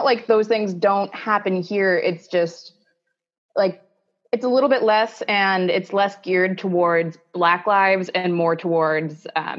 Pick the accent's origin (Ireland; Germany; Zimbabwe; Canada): Canada; Ontario